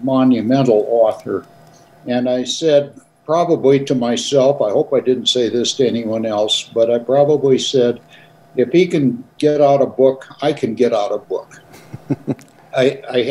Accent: White Sulphur Springs, Montana, United States; also born or lived in Wilsall, Montana; the family moved all the way from Wilsall to White Sulphur Springs. And that's where I went to school and graduated from high school there.

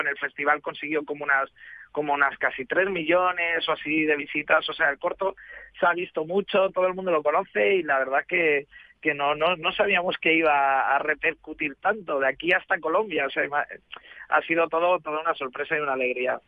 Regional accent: Madrid, Community of Madrid, Spain; now in Barcelona, Spain; yo vivo en Barcelona, pero soy de Madrid

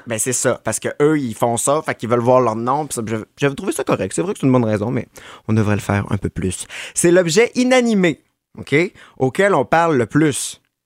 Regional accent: Quebec City, Quebec, Canada; dans ma chorale, au Colisée Pépicier à Québec, parce que je viens de Québec

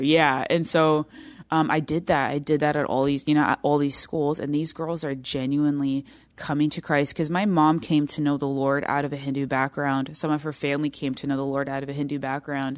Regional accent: United States; I'm American

